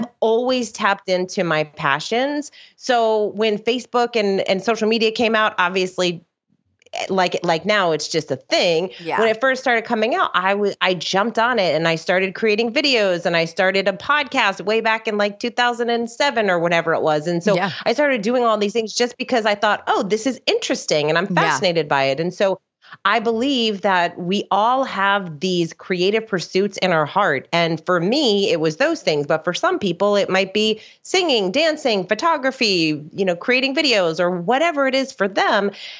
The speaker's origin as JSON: {"language": "English", "region": "South Florida", "country": "United States", "tie": "born or raised there", "also_born_or_lived": "New Jersey", "lives_now": "West Palm Beach, United States", "said": "like so many people that live in Florida, my parents moved down here when I was young. So I grew up in South Florida, and I live in West Palm Beach."}